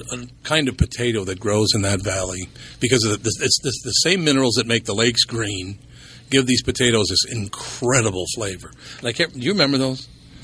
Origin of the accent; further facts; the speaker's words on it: Minnesota, United States; I said, no, I'm from Minnesota.